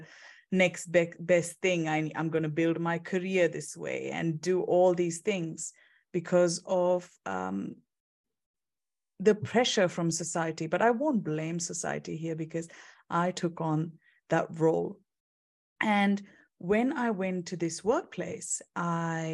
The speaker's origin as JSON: {"language": "English", "country": "India", "also_born_or_lived": "United Kingdom", "moved": "as an adult", "lives_now": "Perth, Australia", "said": "I'm originally from India"}